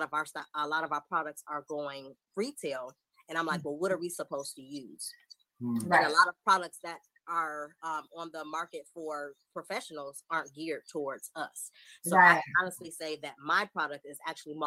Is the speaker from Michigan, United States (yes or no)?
yes; Detroit, Michigan, United States; moved away as an adult; also born or lived in Charlotte, North Carolina; now in San Antonio, United States; So I am originally from Detroit, Michigan. I relocated to Charlotte where I went to cosmetology school. And then from there, we relocated to Texas. So I'm currently located in San Antonio, Texas